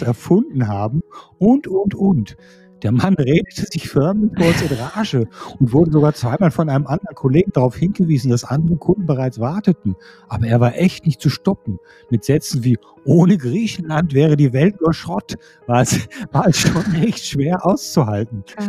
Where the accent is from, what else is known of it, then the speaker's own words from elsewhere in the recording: Hilden, North Rhine-Westphalia, Germany; in Hilden, meiner Geburtsstadt